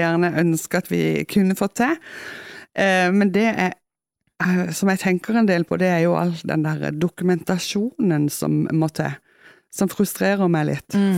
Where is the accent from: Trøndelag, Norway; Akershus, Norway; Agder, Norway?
Agder, Norway; Kristiansand; accent: Kristiansand dialect; now in Etne, Norway; når jeg kommer hjem, jeg jo, eller hjem da, til Kristiansand, så ja. får jeg jo beskjed om at, eh, at, jeg snakker sånn som jeg gjorde når jeg flytta